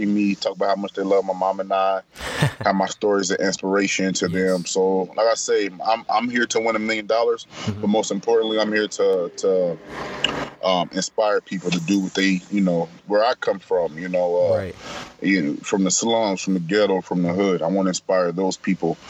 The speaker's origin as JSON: {"language": "English", "town": "Topeka", "region": "Kansas", "country": "United States", "tie": "born or raised there", "said": "We moved to Topeka, Kansas"}